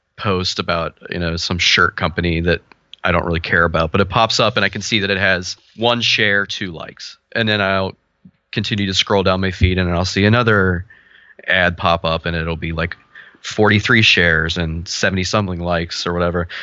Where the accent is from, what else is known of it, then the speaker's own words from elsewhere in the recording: Cincinnati, Ohio, United States; I'm from Cincinnati, Ohio